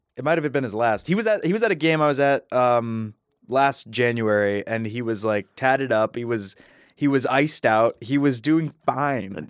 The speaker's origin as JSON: {"language": "English", "area": "Cuyahoga Falls", "region": "Ohio", "country": "United States", "tie": "born or raised there", "said": "Born and raised in Sugar and Falls, Ohio"}